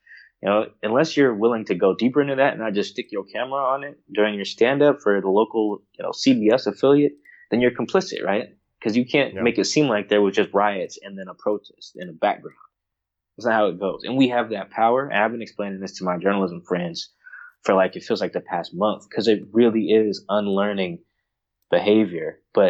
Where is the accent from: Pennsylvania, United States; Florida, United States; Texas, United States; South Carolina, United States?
Florida, United States; now in Seattle, United States; I grew up in Florida, went to California for college, Palo Alto, at that, and then, you know, has now settled in like Seattle.